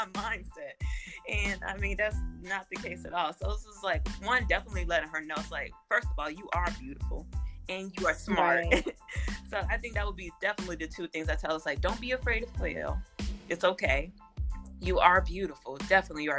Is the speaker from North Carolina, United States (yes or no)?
no; Gary, Indiana, United States; moved away as an adult; now in Indianapolis, United States; growing up in Gary, you know, I was predominantly Black.